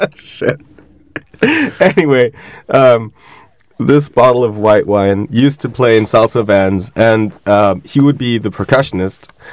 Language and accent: English; Switzerland; I grew up in Switzerland